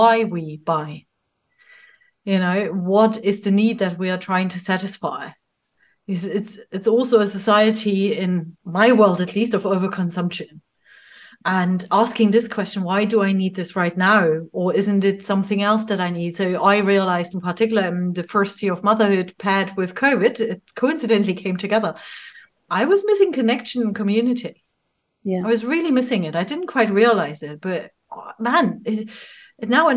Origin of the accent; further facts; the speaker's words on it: Germany; moved away; I'm originally not from Cornwall. I'm from Germany.